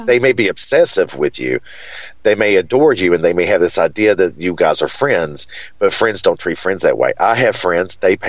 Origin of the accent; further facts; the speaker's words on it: Hippo Holler, Kentucky, United States; And I said, well, I'm from Kentucky. And they were like, no, it doesn't sound like Kentucky at all. And one woman said, Georgia, you're from Georgia. And I was like, no, I'm from a place called Hippo Holler.